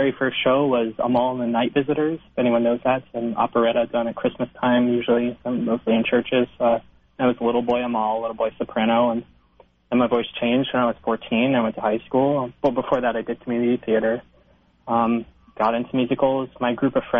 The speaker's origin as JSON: {"language": "English", "region": "New Jersey", "country": "United States", "tie": "born or raised there", "moved": "as an adult", "lives_now": "Manhattan, United States", "said": "I grew up in New Jersey, only about 30 minutes away from the city"}